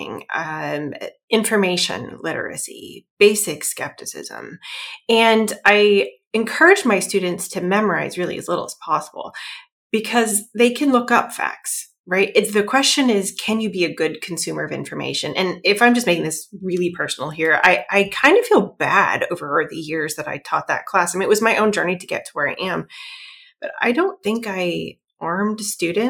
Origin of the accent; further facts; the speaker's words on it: Iowa, United States; moved away as an adult; now in Massachusetts, United States; I'm originally from Iowa, actually. It's in the middle of the United States